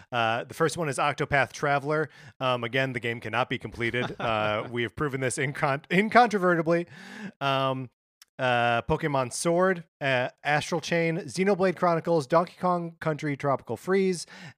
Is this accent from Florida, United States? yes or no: no; Kenosha, Wisconsin, United States; I grew up in Kenosha, Wisconsin, where all of the worst things in the world are happening right now.